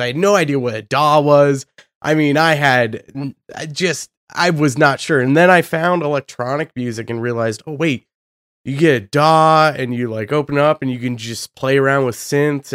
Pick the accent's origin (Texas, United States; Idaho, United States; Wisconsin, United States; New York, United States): Idaho, United States; Boise; I'm from Boise, Idaho